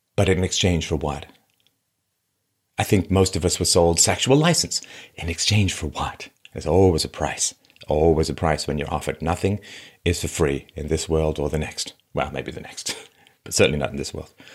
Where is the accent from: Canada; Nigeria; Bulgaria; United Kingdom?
United Kingdom; London; also born or lived in Athlone, Ireland; I was born in Ireland, in Athlone, Ireland, and spent a lot of time there growing up. I grew up mostly in London